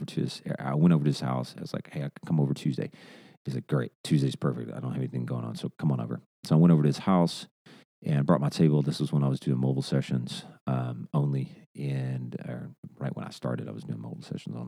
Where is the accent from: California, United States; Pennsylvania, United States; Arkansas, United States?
Arkansas, United States; moved away as an adult; also born or lived in Hendersonville, Tennessee; now in Nashville, United States; I'm from Arkansas originally. We moved to Nashville back in 2015.